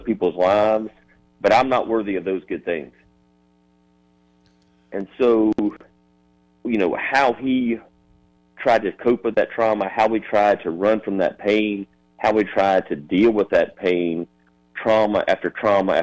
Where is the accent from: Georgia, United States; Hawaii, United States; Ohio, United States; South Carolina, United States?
South Carolina, United States; Sumter; my hometown, from Sumter.